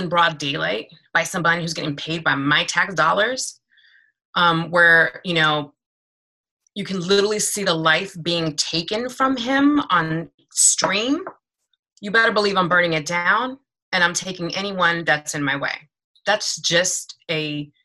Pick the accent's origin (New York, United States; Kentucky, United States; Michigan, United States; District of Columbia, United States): District of Columbia, United States; Washington; moved away as an adult; now in Maryland, United States; I am originally from Washington, D.C., born and bred. I am in Maryland because gentrification pushed me out.